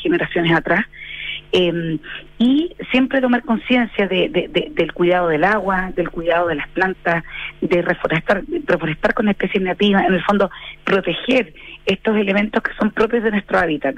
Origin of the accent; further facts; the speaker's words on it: Chile; como chilenos